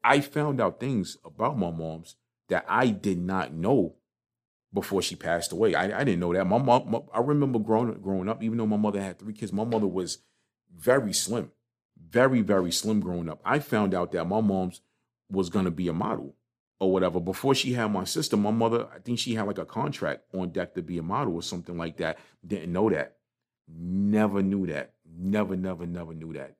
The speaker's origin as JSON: {"language": "English", "town": "New York City", "region": "New York", "country": "United States", "tie": "born or raised there", "said": "I grew up in Crown Heights. I grew up right over on Crown in Schenectady, down a block from Utica Avenue"}